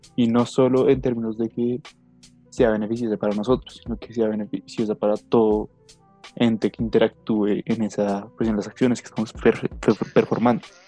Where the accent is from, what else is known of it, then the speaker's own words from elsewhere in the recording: Colombia; Somos colombianos, somos de una nación